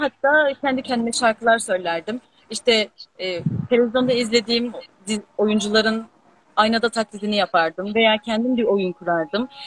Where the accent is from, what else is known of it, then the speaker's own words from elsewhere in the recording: Alaşehir, Manisa, Turkey; moved away; also born or lived in Aydın; Alaşehirliyim bu arada. Manisa'nın Alaşehir ilçesindenim.